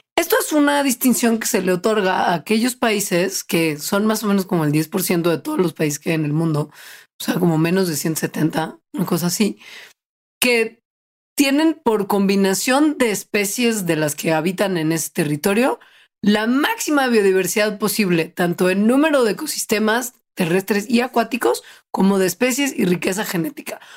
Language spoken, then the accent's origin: Spanish; Mexico